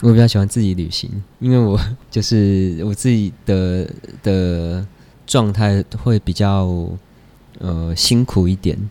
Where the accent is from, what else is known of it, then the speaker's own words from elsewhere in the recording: Taipei, Taiwan; also born or lived in Dongshi, Chiayi; 就是我就在台北出生，长大念书这样，因为他们上来台北创业